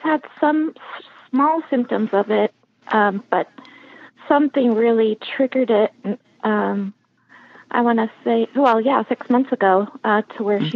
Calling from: San Diego, California, United States; I'm calling from San Diego, California

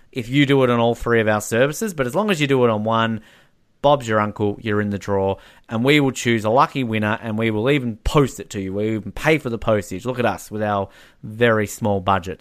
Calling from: New Zealand; I'm calling this from New Zealand

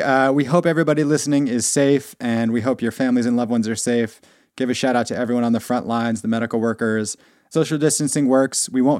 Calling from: Ulster County, New York, United States; Director of Content here at Stack Overflow, calling in from Ulster County, New York.

